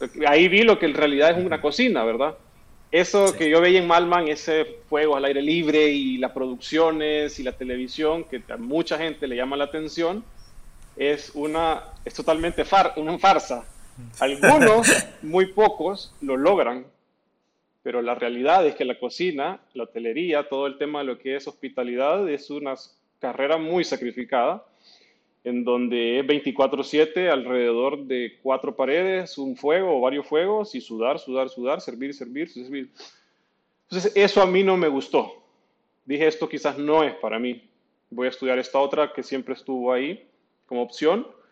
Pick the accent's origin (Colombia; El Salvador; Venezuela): El Salvador; also born or lived in Argentina; nosotros como centroamericanos, sobre todo salvadoreños